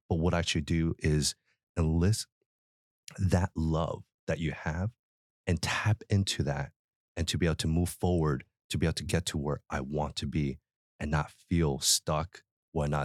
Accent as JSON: {"language": "English", "town": "Philadelphia", "region": "Pennsylvania", "country": "United States", "tie": "born or raised there", "said": "I was born in Philly"}